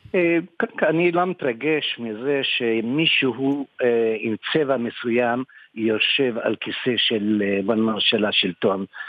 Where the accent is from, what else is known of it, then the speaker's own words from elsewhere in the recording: Morocco; now in Israel; אני יליד מרוקו, ו... כן, עזבתי את מרוקו בשנת 47.